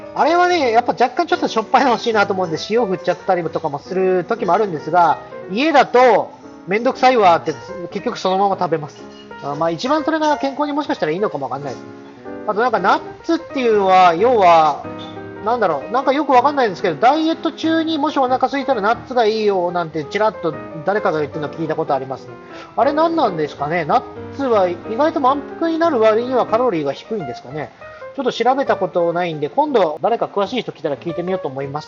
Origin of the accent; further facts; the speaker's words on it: Tohoku, Japan; moved away as an adult; 僕の出身が東北っていうこともありまして